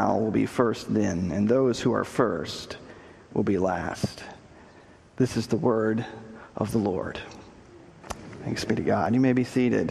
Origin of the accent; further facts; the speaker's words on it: Texas, United States; moved away; I grew up in Texas